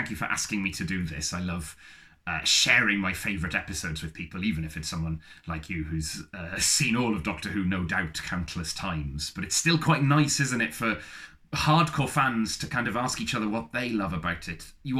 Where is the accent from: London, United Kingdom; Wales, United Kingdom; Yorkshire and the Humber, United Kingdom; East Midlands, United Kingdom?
Wales, United Kingdom; our sort of USP, I suppose, is that we are both Welsh bisexuals, and we are watching the most Welsh bisexual TV programme in the world.